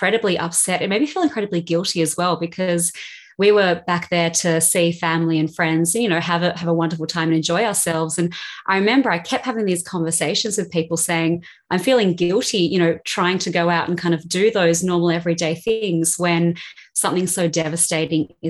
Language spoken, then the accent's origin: English; Australia; moved away as an adult; also born or lived in Sydney; now in London, United Kingdom; growing up in Australia